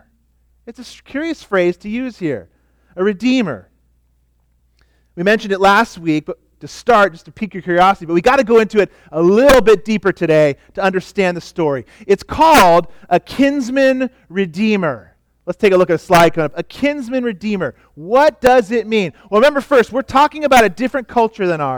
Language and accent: English; California, United States; now in Oregon, United States; I come from California where we used to wear a lot of sandals. I'm glad I'm in Oregon now